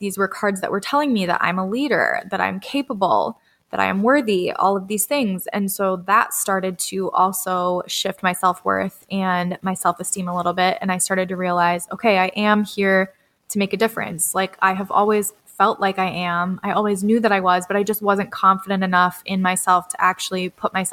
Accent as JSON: {"language": "English", "town": "Red Wing", "region": "Minnesota", "country": "United States", "tie": "born or raised there", "said": "my hometown of Red Wing, Minnesota"}